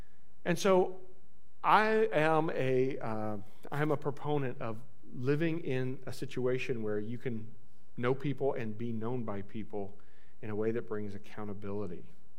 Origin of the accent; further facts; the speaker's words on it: Francesville, Indiana, United States; I'm from podunk nowhere, right? I'm from Plaski County, Indiana. Don't say Pulaski. It's not Pulaski. It's Plaski. That's how we know you're not from around here, if you say Pulaski. Plaski County, Indiana, I grew up in Francisville, which is just a little bitty stop on the Monon Railroad